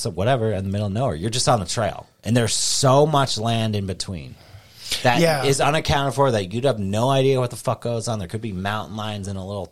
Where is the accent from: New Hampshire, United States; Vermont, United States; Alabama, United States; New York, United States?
New Hampshire, United States; Warner; I grew up in Warner, which is... a town that's kind of on this area called the Mink Hills